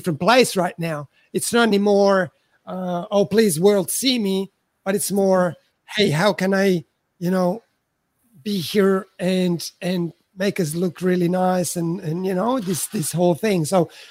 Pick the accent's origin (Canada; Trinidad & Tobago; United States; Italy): Italy; moved away as an adult; I'm from Italy, so when I arrived here I was 34